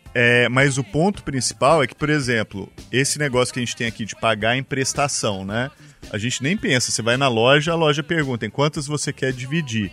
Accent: Araguari, Minas Gerais, Brazil; Araguari, a bela cidade de Minas Gerais, onde eu nasci e que eu amo muito

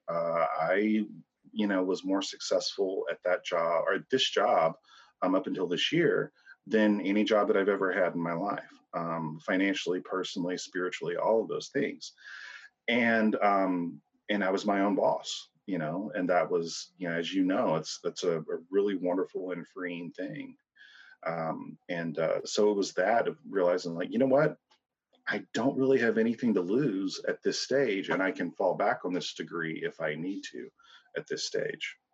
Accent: Hope, Arkansas, United States; moved away as an adult; now in St. Louis, United States; born uh, in Hope, Arkansas. Uh, moved to St. Louis in 04

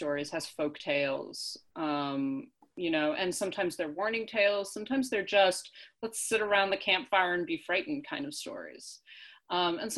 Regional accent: United States; as Americans, as English speakers

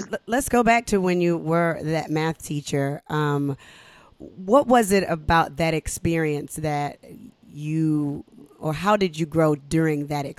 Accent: Decatur, Georgia, United States; born or raised there

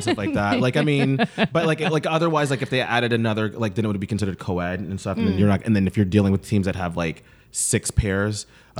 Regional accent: Brooklyn, New York, United States; also born or lived in Atlanta / London; So yeah, so I grew up performing

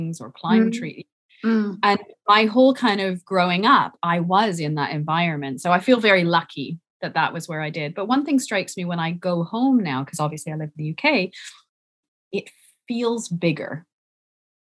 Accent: Vancouver Island, British Columbia, Canada; I grew up on Vancouver Island in British Columbia in Canada.

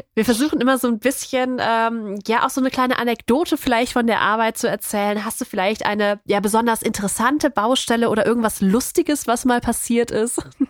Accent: North Rhine-Westphalia, Germany; wir kommen ja, ja aus NRW

